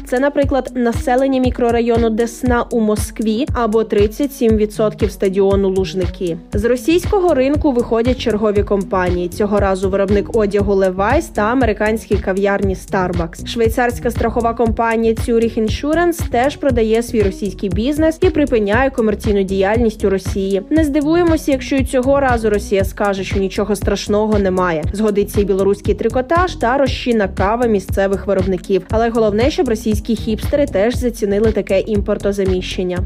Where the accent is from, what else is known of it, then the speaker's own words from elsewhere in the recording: Ukraine; Ми з України